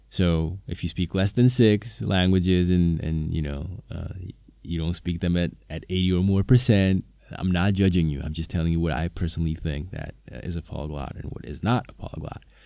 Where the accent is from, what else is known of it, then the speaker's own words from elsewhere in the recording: Slovakia; first language Slovak; English is a second language; Slovak is my native language